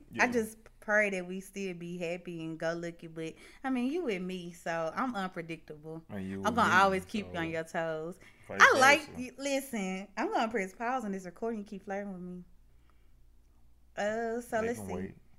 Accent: Mississippi, United States; That's weird, and it's already kind of cliche because we're from Mississippi and people have got that stupid stereotype tied to it.

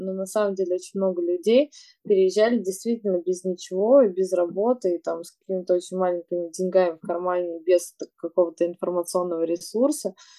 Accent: Yekaterinburg, Sverdlovsk Oblast, Russia; now in Moscow, Russia; я из Екатеринбурга, там, там нет моря

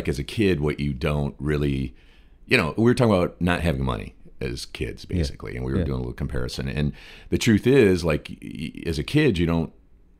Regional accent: Detroit, Michigan, United States; now in Los Angeles, United States; I'm from Detroit

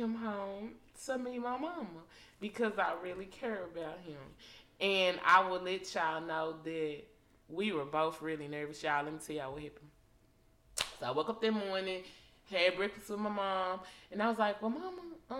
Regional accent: Dallas, Texas, United States; I'm from Oak Cliff, but my mama and my stepdaddy do not.

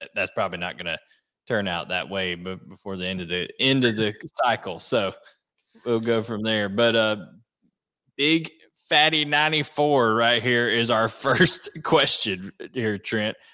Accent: Gainesville, Georgia, United States; Gainesville, Georgia, my hometown here

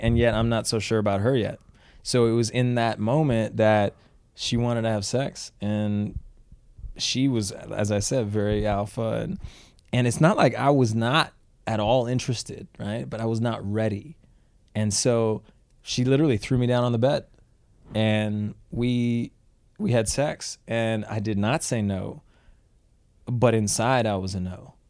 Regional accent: Canada; when I was growing up in Canada

